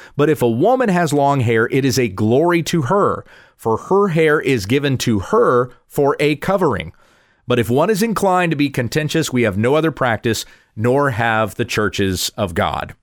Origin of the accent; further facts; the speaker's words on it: the South, South Carolina, United States; I grew up in the South. I went to churches in South Carolina when I was a kid